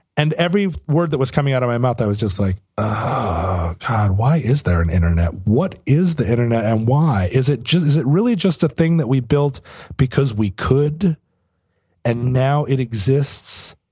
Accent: United States; I'm an American

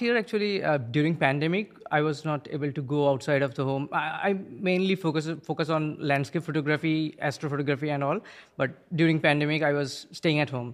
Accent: India; now in New Milford, United States; I'm originally from India.

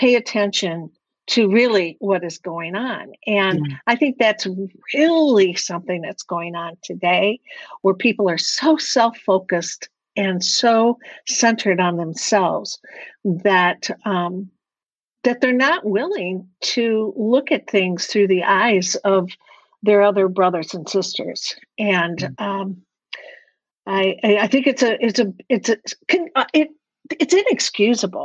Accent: Detroit, Michigan, United States; I actually grew up in a very affluent suburban community of Detroit

